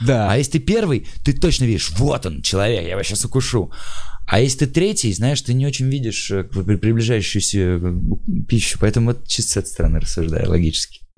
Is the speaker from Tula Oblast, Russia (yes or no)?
yes; Tula, Tula Oblast, Russia; now in Moscow, Russia; я просто чувак из Тулы, как-то вот приехал в Москву